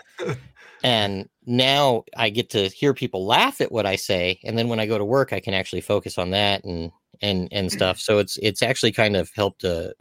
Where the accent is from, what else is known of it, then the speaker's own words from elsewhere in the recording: Walnut, California, United States; I grew up in Walnut, California